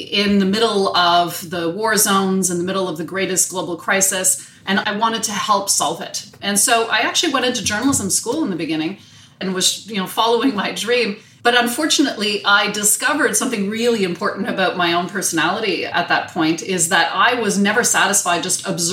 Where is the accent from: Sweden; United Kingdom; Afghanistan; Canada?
Canada; Montreal, Quebec; I was born and bred in Montreal, hoping to live and work in another city at some point in my life, but happy to be living here.